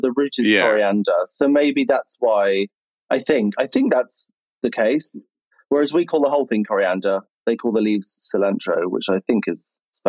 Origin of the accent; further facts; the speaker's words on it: United Kingdom; We're British, darling.